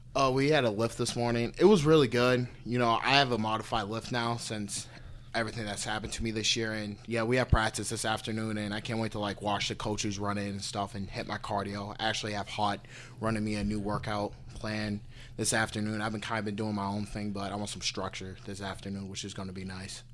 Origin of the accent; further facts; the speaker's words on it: Parma, Ohio, United States; moved away; I grew up in a suburb called Parma.